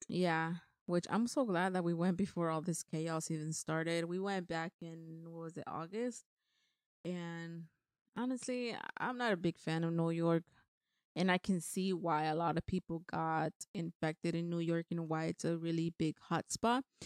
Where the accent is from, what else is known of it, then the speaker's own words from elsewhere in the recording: Mexico; moved away; I have both of my parents' last name because I was born in Mexico